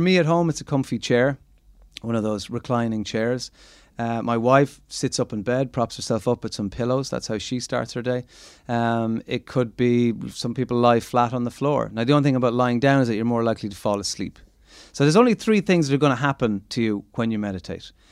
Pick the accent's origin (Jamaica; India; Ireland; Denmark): Ireland; as Irish people